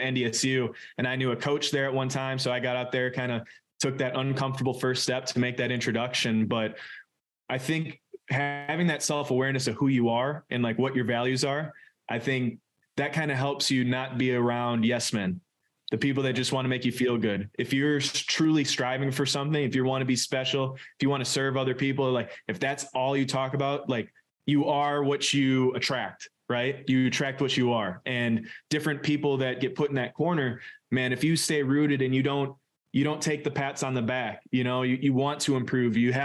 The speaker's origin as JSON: {"language": "English", "town": "Suamico", "region": "Wisconsin", "country": "United States", "tie": "born or raised there", "said": "growing up in Suamico"}